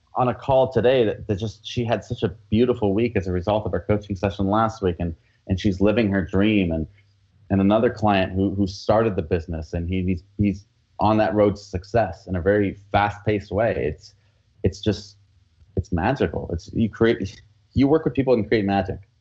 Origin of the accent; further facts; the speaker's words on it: United States; accent: American; I have an American accent when I speak Spanish